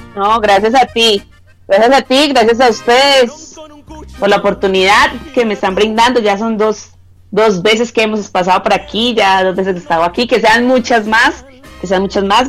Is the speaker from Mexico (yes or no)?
no; Bello, Antioquia, Colombia; de aquí de mi tierra, de aquí de Bello